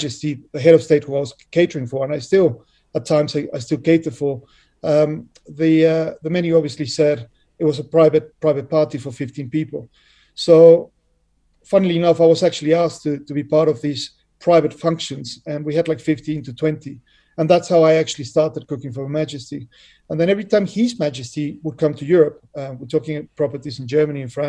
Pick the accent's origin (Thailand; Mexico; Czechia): Mexico; now in United Kingdom; I was born in Mexico, but proudly I'm Anglo-Mexican. I've lived, I think, longer in the UK than I've lived in Mexico